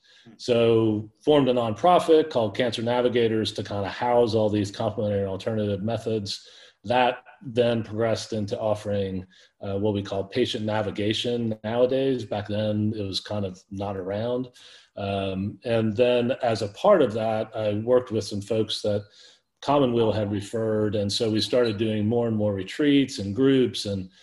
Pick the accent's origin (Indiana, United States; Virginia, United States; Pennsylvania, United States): Pennsylvania, United States; now in Rome, United States; I kind of remember being an Indian guide instead of a Boy Scout in Pennsylvania.